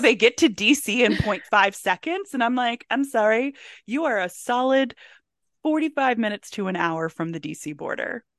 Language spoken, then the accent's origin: English; Howard County, Maryland, United States; where I grew up in Howard County, Maryland